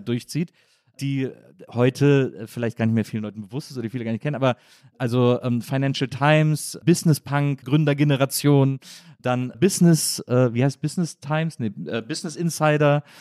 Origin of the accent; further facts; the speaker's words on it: Wesseling, North Rhine-Westphalia, Germany; in der Nähe von Wesslings, wo ich herkomme